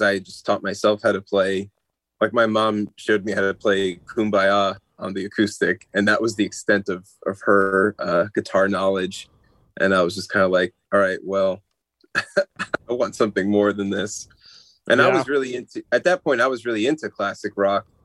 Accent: New Jersey, United States; I'm from New Jersey, so I'm, you know, from the Northeast

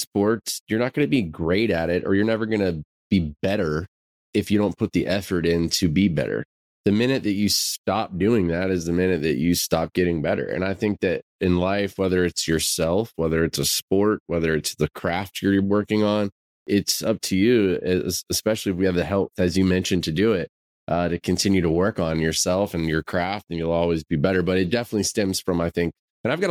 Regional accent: Florida, United States; now in Nashville, United States; growing up in Florida

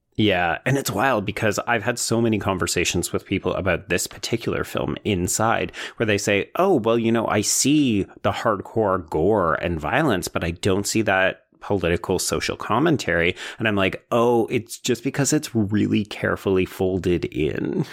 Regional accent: Canada; as a Canadian

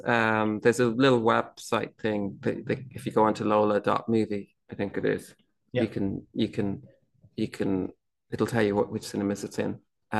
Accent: Ireland

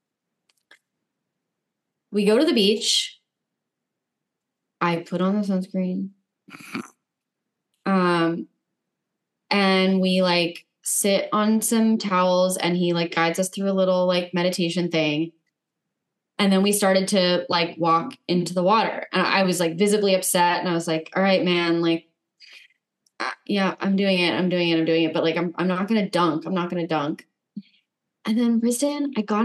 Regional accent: Los Angeles, California, United States; born or raised there

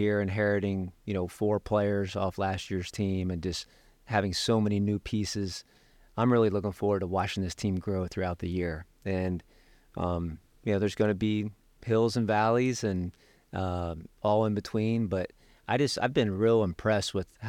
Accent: Dayton, Ohio, United States; Michael Jordan, John Paxson is from my hometown, from Dayton, Ohio.

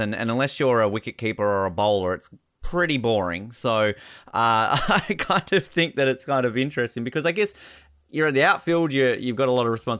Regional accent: Australia; moved away; as an Australian

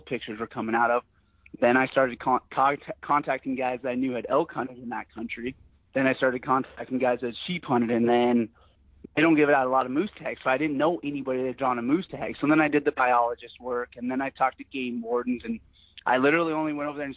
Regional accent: Sheridan, Wyoming, United States; I'm born and raised in Sheridan, Wyoming

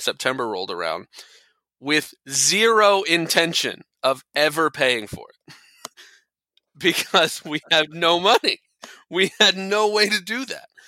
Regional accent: Tampa, Florida, United States; moved away as an adult; also born or lived in Kentucky; I grew up and lived in the Tampa area my whole life

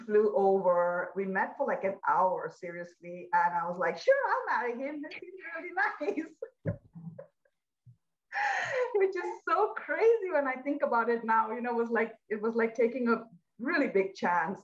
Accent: India; I was born in India, pretty traditional middle-class family

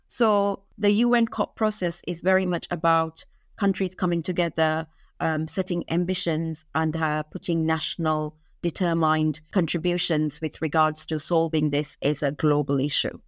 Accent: Maldives; I'm from Maldives, and I grew up in the Maldives

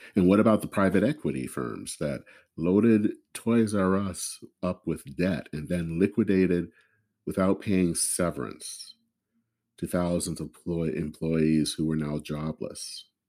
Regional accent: Flint, Michigan, United States; my hometown of Flint

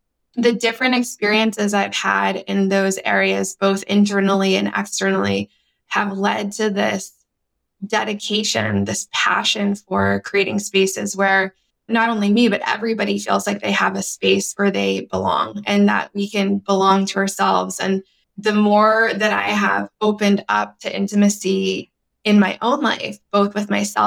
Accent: United States; I'm Peruvian American, first generation in the US

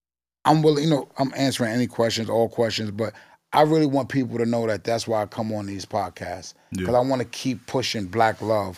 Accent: New York City, New York, United States; I'm from Forest Projects

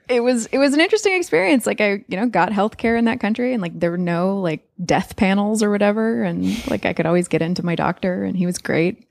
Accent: California, United States; also born or lived in Australia; now in New York, United States; we grew up in California, but now live in New York

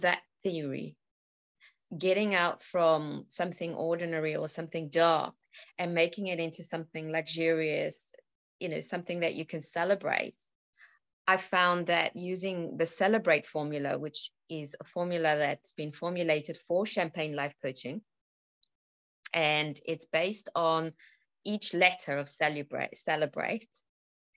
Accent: South Africa; now in United Kingdom; I was born in South Africa. I live in the UK

